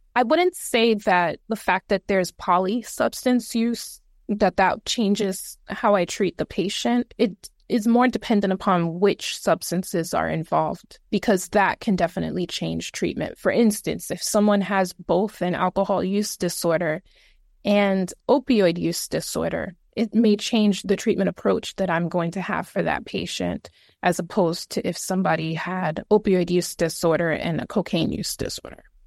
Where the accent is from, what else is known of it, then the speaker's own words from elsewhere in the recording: New York City, New York, United States; I am originally from the Bronx